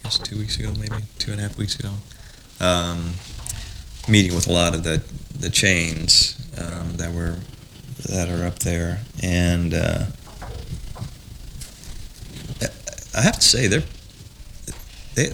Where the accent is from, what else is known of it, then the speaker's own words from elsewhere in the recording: South Bend, Indiana, United States; born there; I was born in South Bend, right?